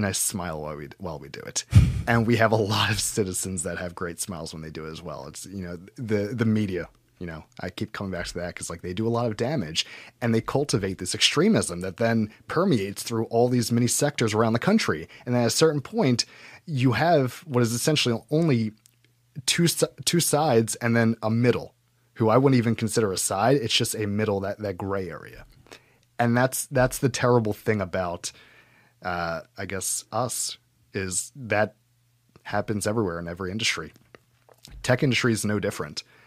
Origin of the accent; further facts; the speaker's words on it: United States; as an American